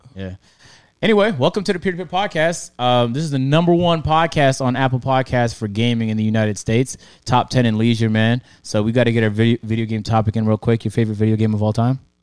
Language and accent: English; Toronto, Ontario, Canada; I'm from Toronto